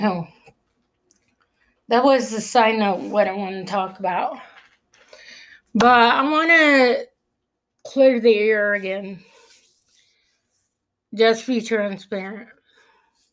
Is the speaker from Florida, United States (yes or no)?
no; Clifton Springs, New York, United States; I was born in Clifton Springs